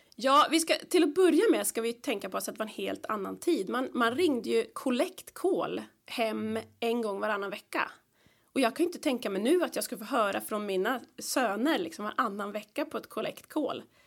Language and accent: Swedish; Stockholm, Stockholm County, Sweden; moved away; där växte vi upp med min bror och min lilla katt Morre och mina föräldrar